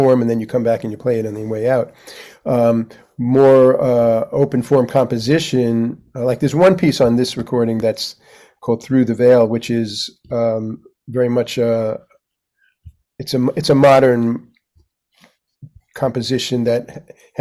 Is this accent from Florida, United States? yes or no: no; New York City, New York, United States; I grew up on in Manhattan